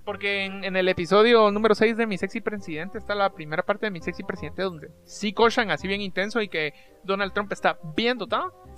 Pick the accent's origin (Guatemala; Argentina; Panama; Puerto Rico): Guatemala; somos del país vecino de México